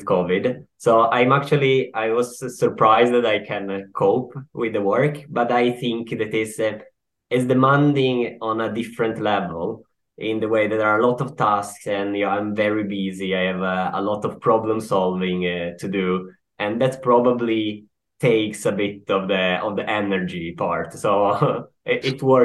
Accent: Turin, Piedmont, Italy; now in Sweden; I'm from Turin.

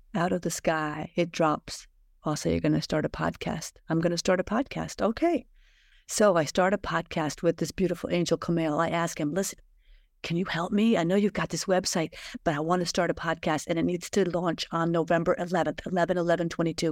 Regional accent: United States; I was raised in America

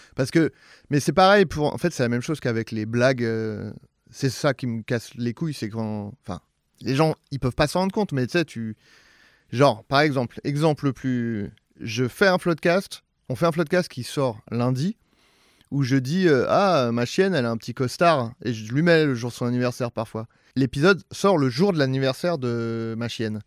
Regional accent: Saint-Germain-en-Laye, Île-de-France, France; moi, c'est Saint-Germain-en-Laye, c'est très bourgeois

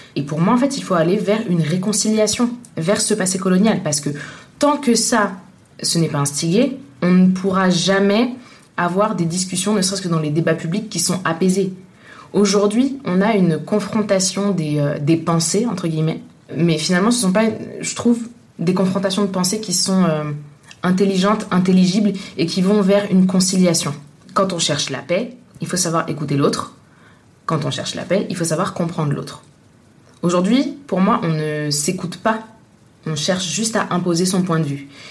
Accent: Tunisia; now in France; je suis née en Tunisie, je suis de nationalité française, je vis en France

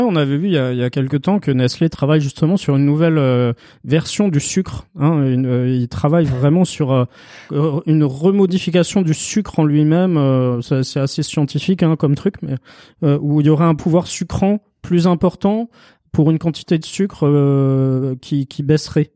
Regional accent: Strasbourg, Grand Est, France; je suis de Strasbourg, donc euh, Lidl, euh, je l'ai connu tout petit

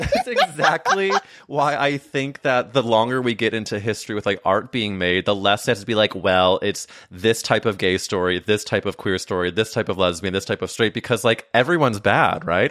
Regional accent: St. Louis, Missouri, United States; moved away; I went to high school, so I'm from Saint Louis

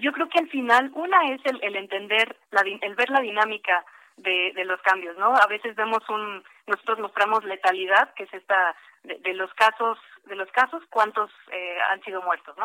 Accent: Mexico; somos los mexicanos

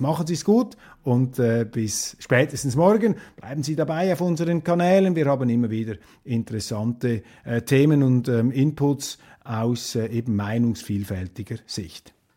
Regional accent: Switzerland

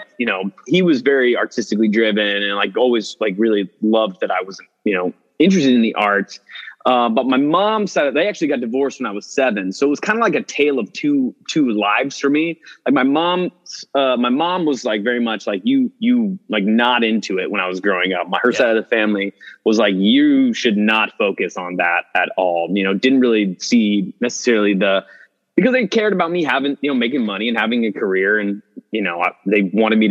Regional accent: Dallas, Texas, United States; moved away as an adult; also born or lived in Houston / Austin; now in New York, United States; I was in Dallas till about the time I was like 18 or 19, and I've been in New York ever since. But yeah, I grew up in Dallas

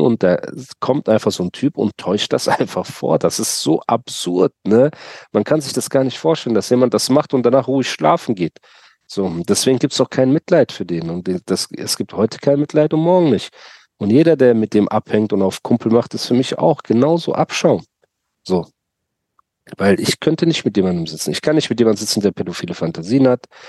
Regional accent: Germany; ich bin in Deutschland geboren

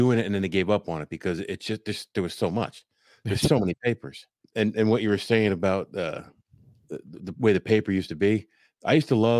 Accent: Allentown, Pennsylvania, United States; I grew up in the Allentown area

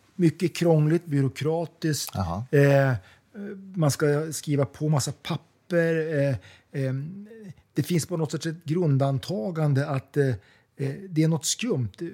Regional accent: Umeå, Västerbotten County, Sweden; moved away as an adult; now in London, United Kingdom; Jag är uppvuxen i Umeå. Ja. Bodde där mellan jag var 1 och 20 år ungefär.

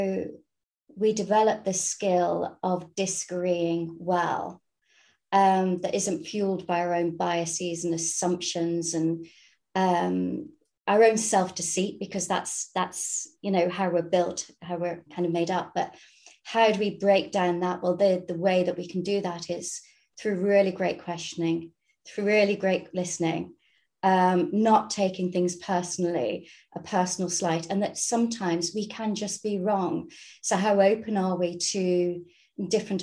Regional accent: Ireland; being Irish

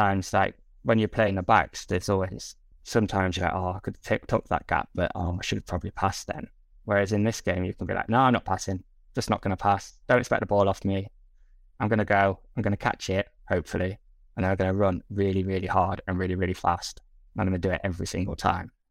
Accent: England, United Kingdom; we're English

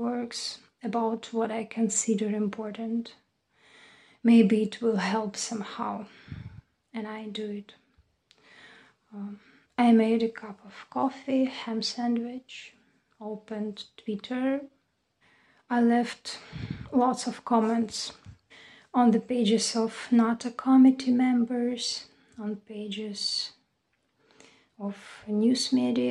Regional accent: Dnipro, Dnipropetrovsk Oblast, Ukraine; moved away as an adult; now in Chernivtsi, Ukraine; My hometown is Dnipro

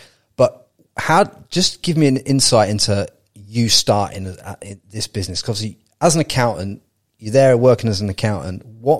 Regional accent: Peterborough, East of England, United Kingdom; I'm from Peterborough, mate.

